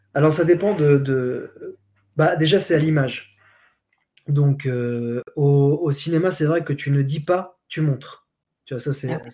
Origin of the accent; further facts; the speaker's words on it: Switzerland; moved away; also born or lived in Geneva; je viens de Suisse